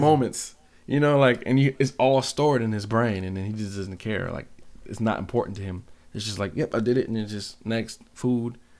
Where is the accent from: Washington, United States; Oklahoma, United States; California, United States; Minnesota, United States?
Washington, United States; Seattle; now in Grand Rapids, United States; growing up in Seattle